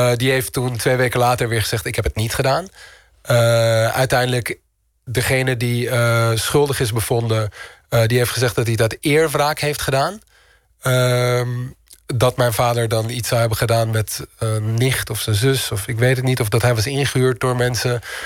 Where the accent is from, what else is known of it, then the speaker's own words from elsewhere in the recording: Amsterdam, North Holland, Netherlands; moved away as an adult; also born or lived in Istanbul; Ik ben in Amsterdam opgegroeid.